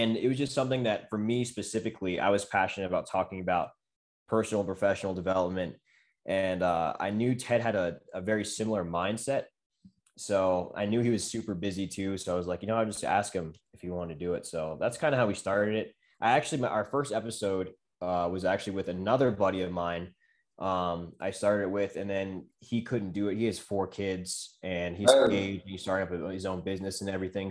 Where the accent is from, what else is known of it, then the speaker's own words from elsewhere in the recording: Maryland, United States; moved away; we're both from Maryland